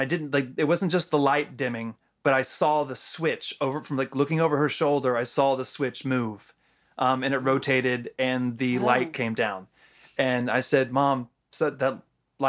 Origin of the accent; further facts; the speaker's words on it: Jacksonville, Florida, United States; growing up in Jacksonville and in this particular house